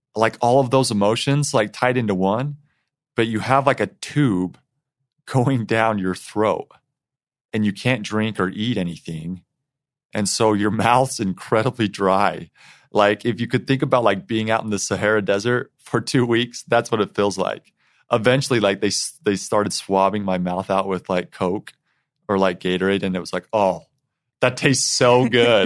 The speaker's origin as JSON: {"language": "English", "town": "Eden", "region": "Utah", "country": "United States", "tie": "born or raised there", "said": "I grew up in Eaton, Utah"}